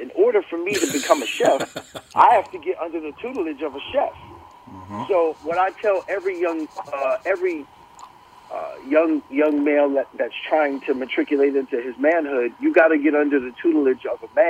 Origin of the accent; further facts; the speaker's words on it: Brooklyn, New York, United States; I grew up in Brooklyn, not the gentrified one that looks very Disney-like now